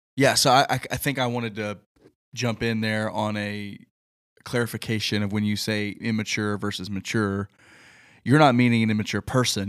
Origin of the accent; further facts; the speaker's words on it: the Bible Belt, Southern United States, United States; growing up in the Bible Belt